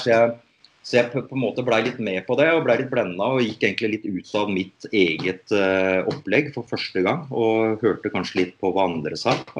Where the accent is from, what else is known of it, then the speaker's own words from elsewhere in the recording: Norway; her hjemme i Norge